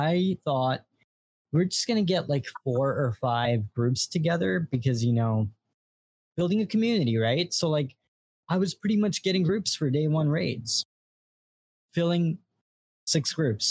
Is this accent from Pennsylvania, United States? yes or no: no; New York, United States; I'm from New York